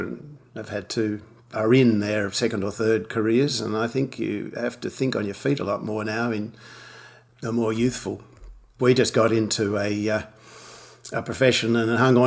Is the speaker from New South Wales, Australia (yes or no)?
no; Launceston, Tasmania, Australia; also born or lived in Sydney / Glasgow, Scotland / Hobart; I grew up in Launceston, Tasmania, went to the University of Tasmania Medical School